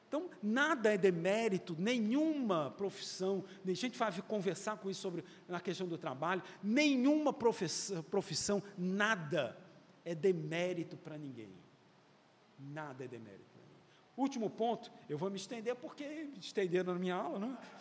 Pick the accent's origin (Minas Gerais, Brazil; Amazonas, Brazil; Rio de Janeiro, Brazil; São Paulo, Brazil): Rio de Janeiro, Brazil; eu nasci no Rio